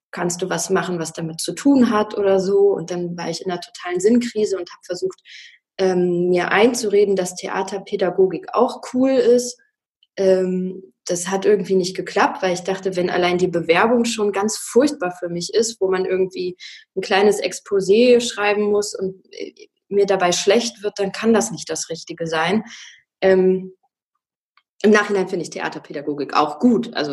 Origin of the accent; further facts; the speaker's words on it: Wolfsburg, Lower Saxony, Germany; also ich bin in Wolfsburg aufgewachsen und ähm, da ist alles so recht solide